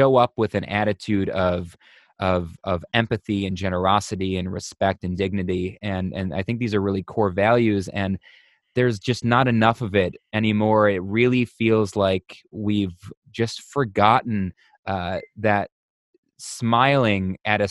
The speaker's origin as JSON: {"language": "English", "town": "Buffalo", "region": "New York", "country": "United States", "said": "I'm from Buffalo, New York"}